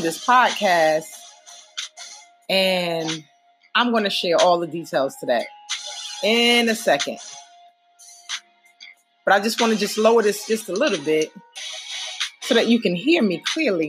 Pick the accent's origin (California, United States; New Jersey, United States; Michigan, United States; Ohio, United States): New Jersey, United States; Newark; moved away as an adult; I just returned home after 12 days spent with family and friends in my hometown of Newark, New Jersey